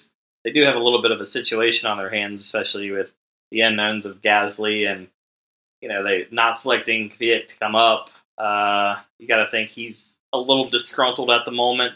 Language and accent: English; United States; as an American